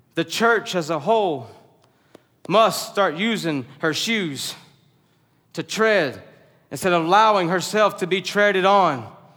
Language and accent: English; the South, United States; we're from the South